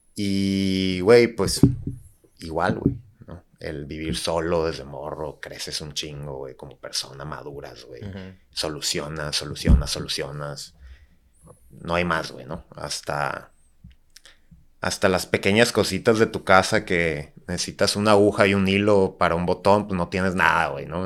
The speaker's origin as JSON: {"language": "Spanish", "town": "Tijuana", "region": "Baja California", "country": "Mexico", "tie": "born or raised there", "also_born_or_lived": "Guadalajara", "said": "yo soy de Tijuana, digo, nací en Guadalajara, pero literal a los meses me vine a Tijuana"}